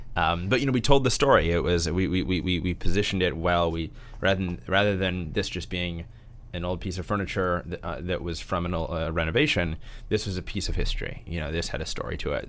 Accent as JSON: {"language": "English", "town": "St. Louis", "region": "Missouri", "country": "United States", "tie": "born or raised there", "said": "I grew up in Saint Louis, uh, Missouri."}